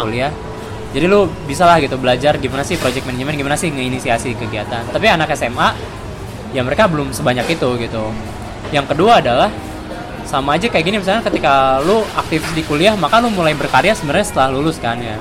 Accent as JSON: {"language": "Indonesian", "town": "Bandung", "region": "West Java", "country": "Indonesia", "tie": "born or raised there", "said": "Gua S M A-nya di Bandung"}